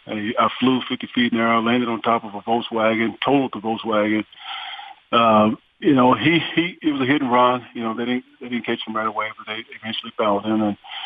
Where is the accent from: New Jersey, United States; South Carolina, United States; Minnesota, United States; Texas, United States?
Texas, United States; McKinney; born there; Well, I was born in McKinney.